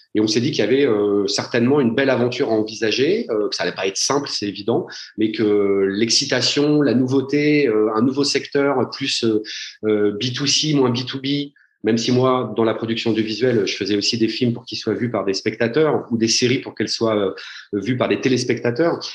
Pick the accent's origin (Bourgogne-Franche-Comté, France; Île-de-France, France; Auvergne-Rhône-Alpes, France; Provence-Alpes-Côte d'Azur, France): Île-de-France, France; Paris; je suis parisien